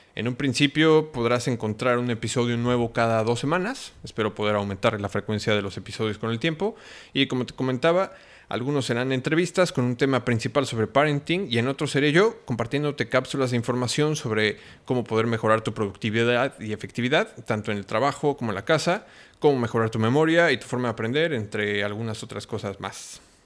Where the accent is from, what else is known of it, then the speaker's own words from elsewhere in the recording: Mexico; also born or lived in Cancún; soy mexicano viviendo en Cancún